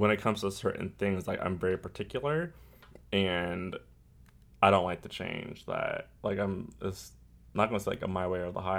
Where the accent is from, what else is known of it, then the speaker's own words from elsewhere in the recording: California, United States; I'm from California, so that's what we did.